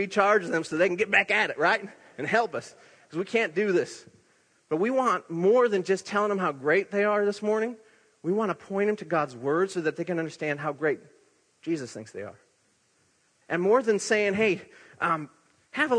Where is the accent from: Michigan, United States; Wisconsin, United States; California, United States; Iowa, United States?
Iowa, United States; accent: Iowa; moved away; in my Iowa accent